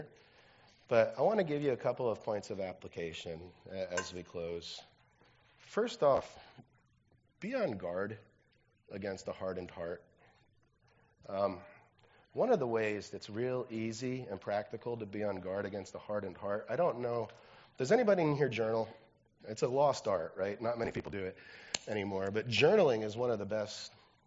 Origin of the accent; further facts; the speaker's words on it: New Jersey, United States; I'm from New Jersey